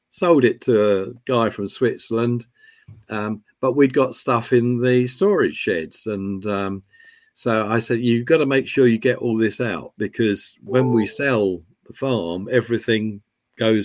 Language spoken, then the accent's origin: English; England, United Kingdom; also born or lived in London; now in Scotland, United Kingdom; I'm an Englishman